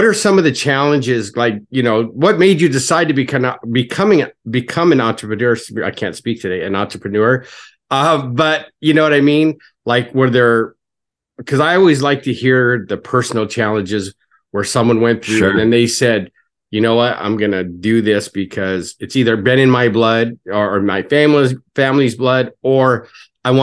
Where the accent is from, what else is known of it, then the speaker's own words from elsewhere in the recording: California, United States; I was from California